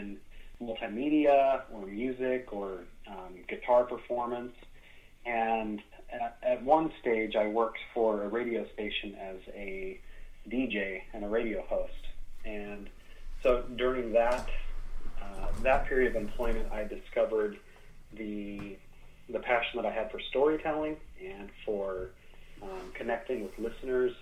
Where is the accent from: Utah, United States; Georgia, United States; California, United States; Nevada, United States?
Utah, United States; I was born in Utah